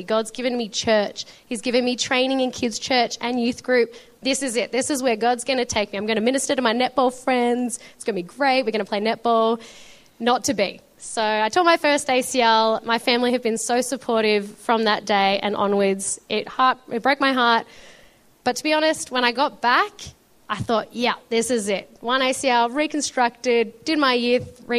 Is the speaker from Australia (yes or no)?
yes; Melbourne, Victoria, Australia; also born or lived in Shepparton; I was born in Melbourne and we lived in Shepparton for a few years. If anyone doesn't know, that's a bit more northern Victoria, gorgeous area, a bit more bushy or country, as you would say. Then we moved to Melbourne, which has just been amazing because we've lived here ever since.